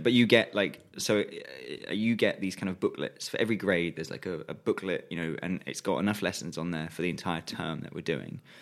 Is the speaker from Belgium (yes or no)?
no; England, United Kingdom